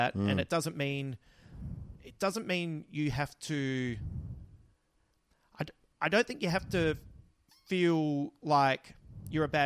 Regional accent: Australia; I love being Australian and I love this country

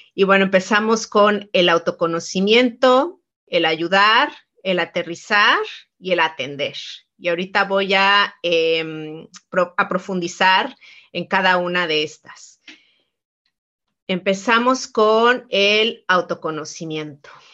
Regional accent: Mexico; soy mexicana

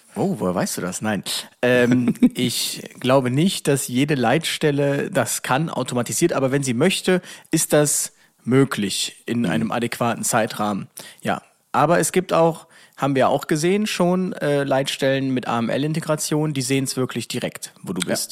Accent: Germany; ich bin ja nicht dahingegangen so als Deutscher

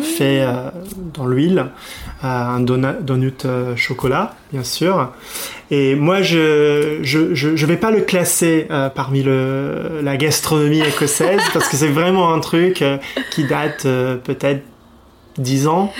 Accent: Edinburgh, Scotland, United Kingdom; French is a second language; moved away as an adult; also born or lived in Glasgow; now in France; je suis euh, d'Édimbourg, la, capitale.

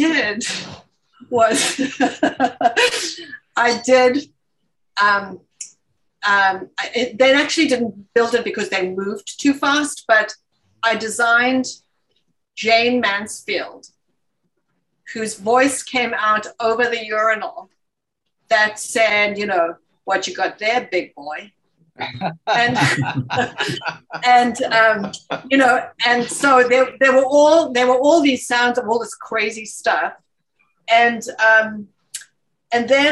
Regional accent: South Africa; moved away

